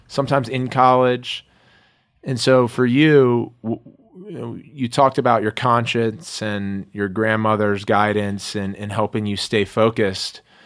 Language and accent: English; Maryland, United States; growing up in Maryland and having played in Montgomery County in the public school system